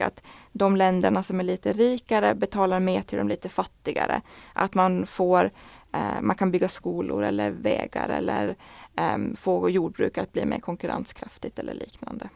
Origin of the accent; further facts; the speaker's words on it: Åland Islands; moved away as an adult; now in Brussels, Belgium; vi ålänningar är väldigt duktiga på att berätta att vi är från Åland